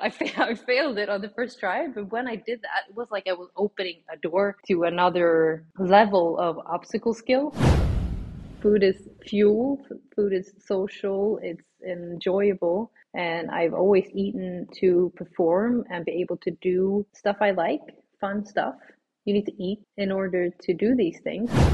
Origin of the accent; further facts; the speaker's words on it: Sweden; moved away as an adult; now in Switzerland; I am from Sweden originally. I've been living now in Switzerland for three years, but I'm obviously Swedish in my heart and soul